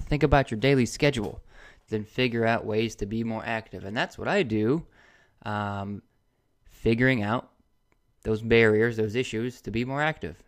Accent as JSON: {"language": "English", "region": "Indiana", "country": "United States", "moved": "yes", "lives_now": "Gainesville, United States", "said": "I'm originally from Indiana"}